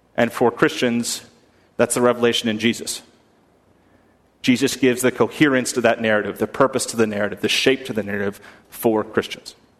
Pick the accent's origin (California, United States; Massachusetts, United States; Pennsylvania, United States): Massachusetts, United States; outside of Boston, New England; growing up in New England, in, outside of Boston